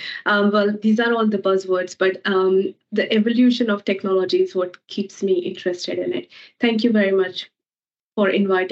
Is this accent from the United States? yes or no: no; India; moved away as an adult; now in Australia; I am from India and I came to Australia to pursue my further studies. And I have been living in Australia for the last 18 years.